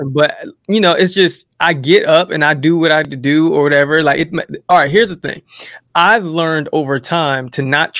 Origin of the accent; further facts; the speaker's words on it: Jersey City, New Jersey, United States; that's where I come from Jersey City